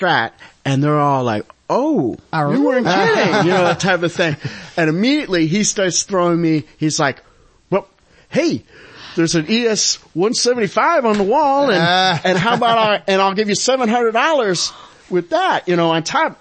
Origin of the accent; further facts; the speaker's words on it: Saratoga Springs, New York, United States; I grew up in Saratoga Springs, New York